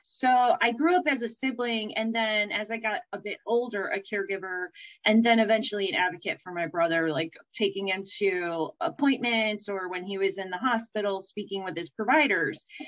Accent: Berea, Ohio, United States; also born or lived in Cleveland, Ohio; I hail out of uh, Cleveland, Ohio. I grew up in a suburb called Berea

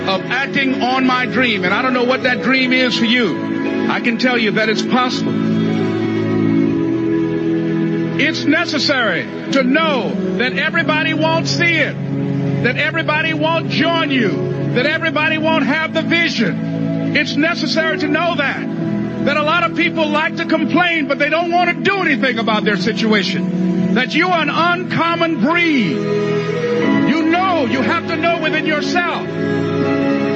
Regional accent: Miami, Florida, United States; born or raised there

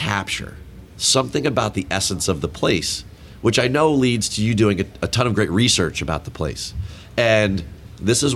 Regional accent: New Jersey, United States; I'm a Jersey guy

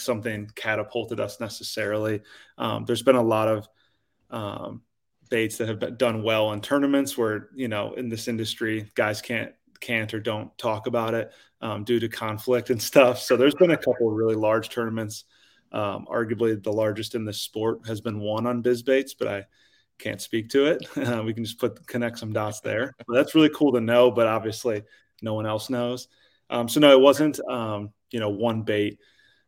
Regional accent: Illinois, United States; moved away as an adult; now in North Carolina, United States; I was originally from Illinois

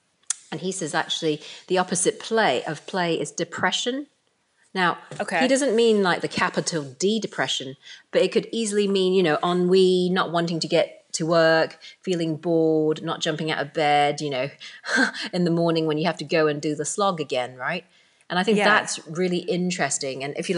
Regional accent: Hong Kong; born there; I was born in Hong Kong. So if you like, I'm of, you know, Chinese origin, even though I'm British.

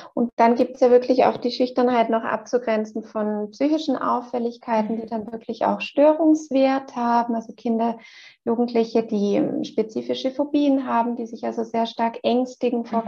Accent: Switzerland; bei uns in der Schweiz gehört der Kindergarten ja schon zur obligatorischen äh, Schulzeit

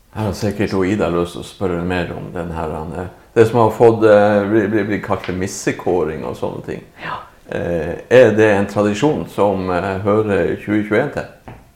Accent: Narvik, Nordland, Norway; vi er jo fra Narvik

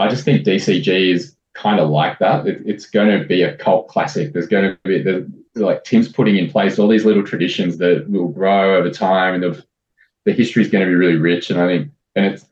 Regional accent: Sydney, New South Wales, Australia; I grew up in St. Ives in Sydney and right next to Ku-ring-gai National Park.

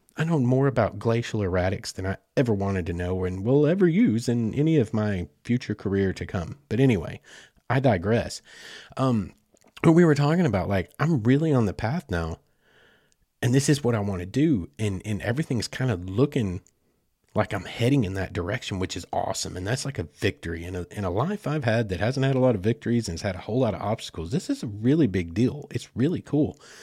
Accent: Southeast Oklahoma, United States; I'm from Southeast Oklahoma

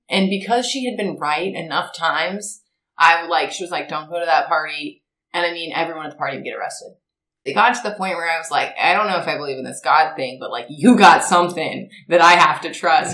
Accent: Marietta, Georgia, United States; born or raised there

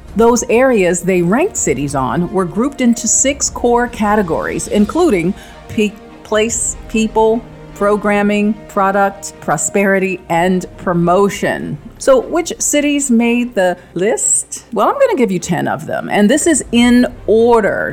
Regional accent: Washington, District of Columbia, United States; Washington, D.C., my hometown

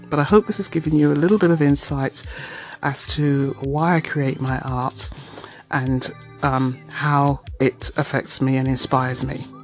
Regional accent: London, United Kingdom; now in Toronto, Canada; I am a Londoner and I live in Toronto and I have done for several years, but I do go home to the UK fairly frequently

